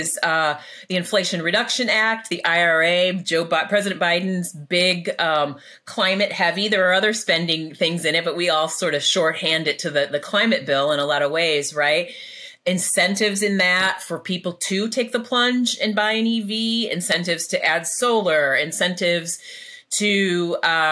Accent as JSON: {"language": "English", "region": "Illinois", "country": "United States", "said": "I'm from Illinois."}